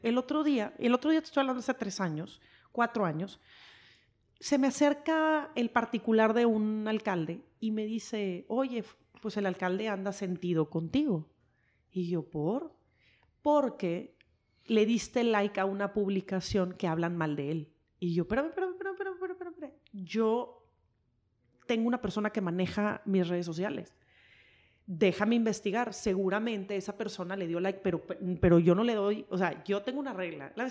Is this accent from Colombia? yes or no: no; Mexico; moved away; also born or lived in United States; el mexicano es de sangre caliente, somos, somos latinos